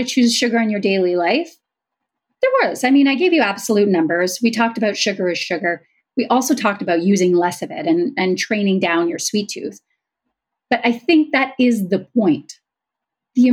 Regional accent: Canada; I'm Canadian

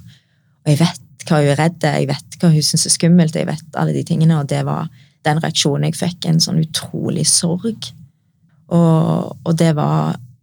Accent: Norway; meg som er født og oppvokst i Norge

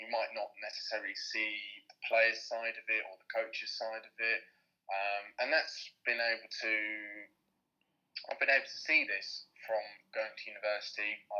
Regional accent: England, United Kingdom; we are not from Manchester, we're from down south.

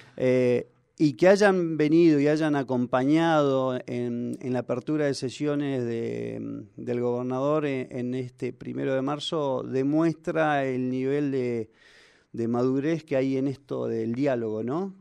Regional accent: Argentina; Los argentinos somos

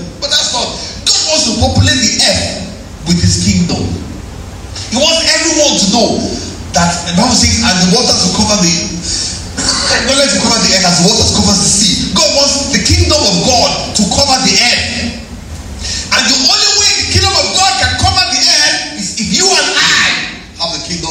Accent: Ilorin, Kwara, Nigeria; You know, I grew up in Ilorin. When I first got to Ilorin

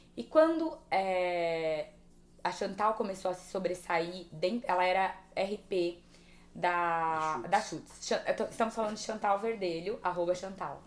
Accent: São José do Rio Preto, São Paulo, Brazil; eu sou do interior de São José do Rio Preto.

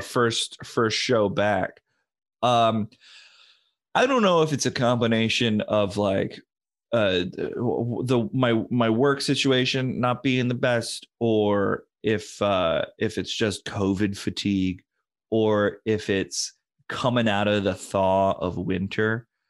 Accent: New London, Connecticut, United States; I grew up near in New London

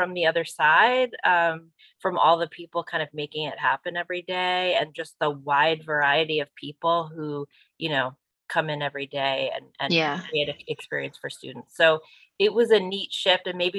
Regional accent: New Jersey, United States; now in Western Massachusetts, United States; I'm from New Jersey originally, I've been floating around Western Mass for a while now, a long time

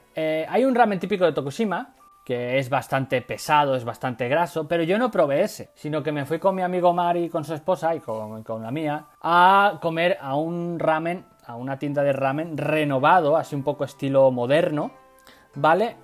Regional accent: Badajoz, Extremadura, Spain; yo soy de campo, no soy de ciudad, yo soy de Extremadura, yo soy de Badajoz, o sea, de más campo no puedo ser

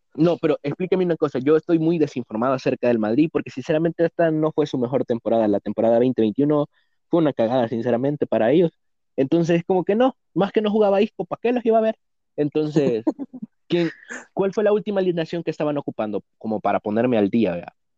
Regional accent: El Salvador; somos del Salvador

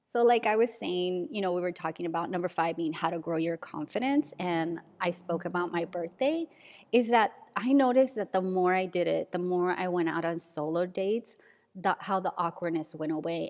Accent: San Diego, California, United States; my old neighborhood where I grew up in San Diego

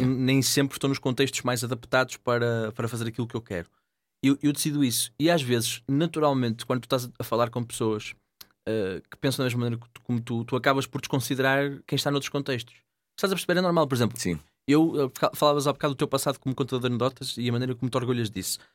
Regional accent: Gondomar, Norte, Portugal; em Gondomar, minha terra

